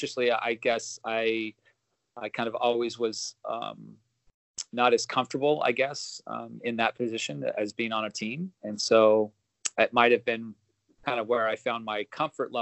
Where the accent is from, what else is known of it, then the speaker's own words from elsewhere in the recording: Los Angeles, California, United States; also born or lived in Oregon; Grew up in Southern California in the San Fernando Valley, Woodland Hills